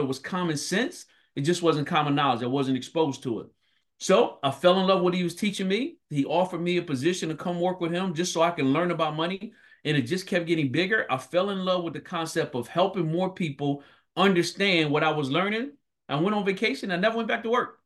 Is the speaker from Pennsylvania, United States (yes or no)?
yes; Philadelphia, Pennsylvania, United States; I grew up born and raised in North Philadelphia.